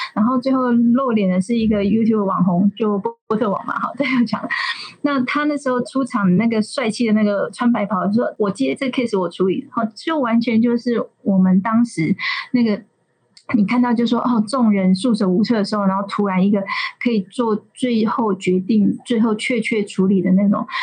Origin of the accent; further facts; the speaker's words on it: Kaohsiung, Taiwan; 我高雄人嘛